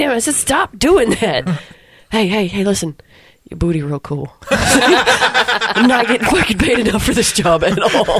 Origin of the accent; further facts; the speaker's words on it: West Memphis, Arkansas, United States; moved away as an adult; now in Memphis, United States; I grew up in West Memphis